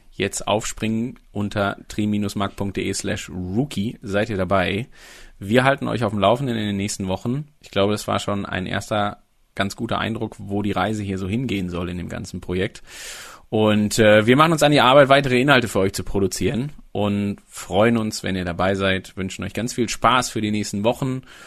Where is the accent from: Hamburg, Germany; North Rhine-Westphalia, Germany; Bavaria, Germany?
North Rhine-Westphalia, Germany; Sauerland; Ich komme gebürtig aus dem Sauerland